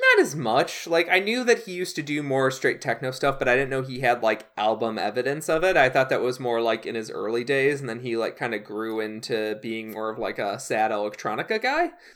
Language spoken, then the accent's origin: English; Chicago suburbs, Illinois, United States; I grew up in the Chicago suburbs